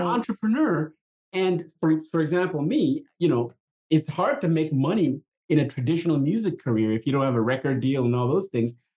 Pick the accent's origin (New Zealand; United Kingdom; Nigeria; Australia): Nigeria; moved away; I grew up in Africa. Uh, I was a brand new young little child in, in the late 60s when there was a, a civil war happening in my country. Country it was it was, called Biafra. It was trying to break away from the parent company uh, country called uh, Nigeria